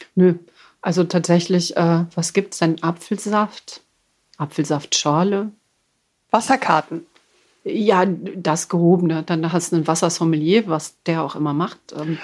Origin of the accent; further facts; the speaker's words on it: Düsseldorf, North Rhine-Westphalia, Germany; ich bin gebürtige Düsseldorferin, bin in Hochtal groß geworden, in der Nähe von Düsseldorf.